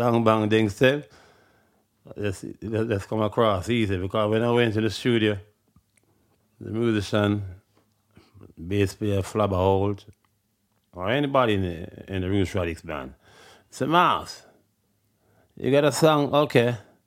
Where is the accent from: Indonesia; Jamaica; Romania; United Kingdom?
Jamaica; Kingston; I'm from Trenchtown